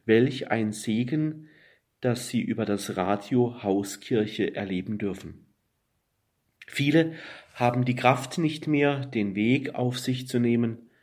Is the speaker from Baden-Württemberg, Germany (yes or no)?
yes; Black Forest, Baden-Württemberg, Germany; Ich komme aus dem Schwarzwald